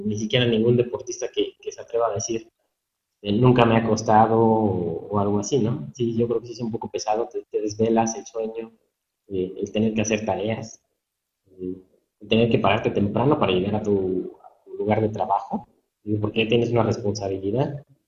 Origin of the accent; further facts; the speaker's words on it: Pachuca, Hidalgo, Mexico; soy originario aquí de Pachuca, de Soto Hidalgo.